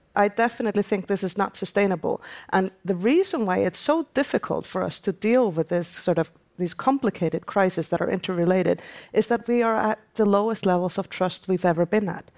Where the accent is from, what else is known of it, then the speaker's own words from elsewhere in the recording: Iceland; my home country, Iceland